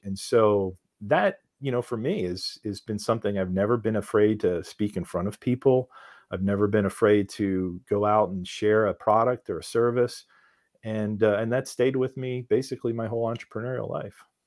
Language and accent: English; Philadelphia, Pennsylvania, United States; we're from Philadelphia